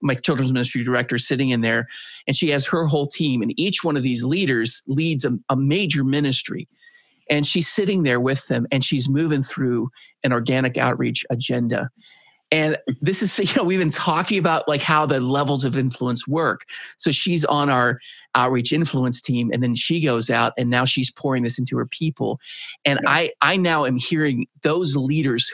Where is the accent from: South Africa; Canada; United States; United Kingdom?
United States; Grand Rapids, Michigan; my hometown, Grand Rapids, Michigan